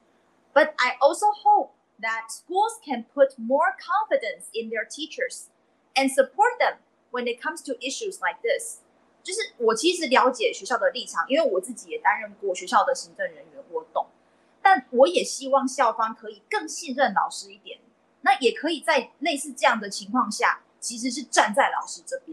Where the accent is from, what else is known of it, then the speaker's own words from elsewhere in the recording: Taiwan; 我们台湾人